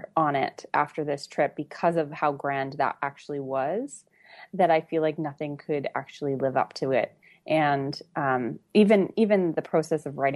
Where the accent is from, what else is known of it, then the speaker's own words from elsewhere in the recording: Canada; I'm from Canada